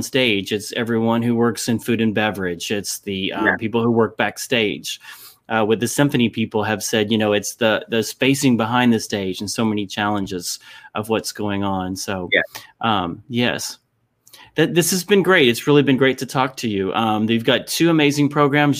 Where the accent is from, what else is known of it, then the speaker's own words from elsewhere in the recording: Lexington, Kentucky, United States; I'm from Lexington, Kentucky